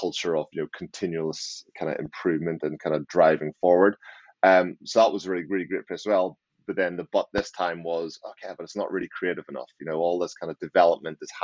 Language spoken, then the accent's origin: English; Northern Ireland, United Kingdom; now in Maidenhead, United Kingdom; So I'm originally from Northern Ireland and I live in, just outside London in Maidenhead